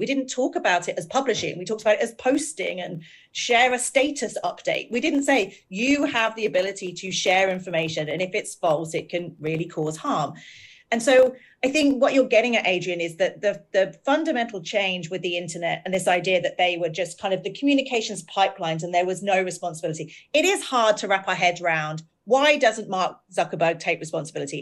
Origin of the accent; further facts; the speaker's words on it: United Kingdom; We're both British. We both have lived in a country with terrible tabloid newspapers.